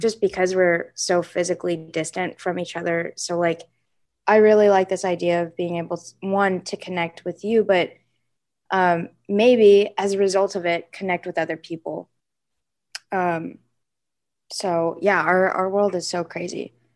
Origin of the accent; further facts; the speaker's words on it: Seattle, Washington, United States; I grew up in Seattle, Washington.